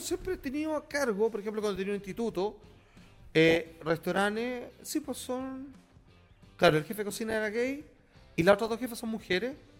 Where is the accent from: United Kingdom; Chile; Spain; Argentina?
Chile; somos latinos, somos una minoría. O sea, somos chilenos